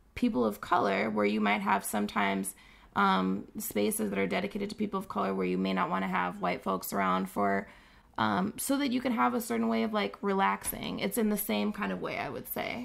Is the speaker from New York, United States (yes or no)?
no; Saint Paul, Minnesota, United States; born and raised in Saint Paul, living now in Minneapolis